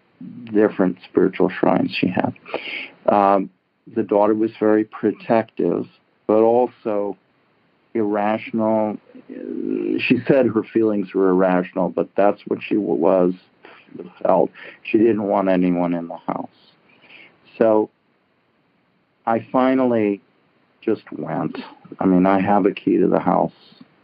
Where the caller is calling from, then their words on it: Larkspur, California, United States; I'm calling from San Francisco, just north, Marin County.